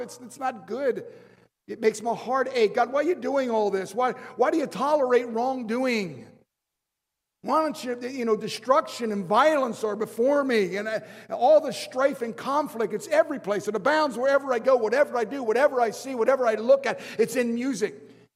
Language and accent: English; Baltimore, Maryland, United States; I was raised in an Italian home. My father was, was uh, uh from Italy, and my grandmother, my nonna, she would uh, make spaghetti sauce. We are from Baltimore